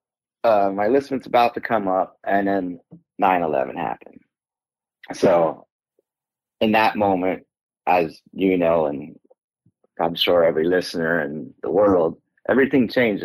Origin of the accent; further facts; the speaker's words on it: Pennsylvania, United States; moved away as an adult; I'm from Pennsylvania.